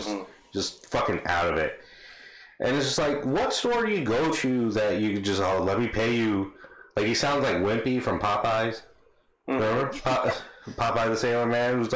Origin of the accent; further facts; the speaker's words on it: Bangladesh; I'm from Bangladesh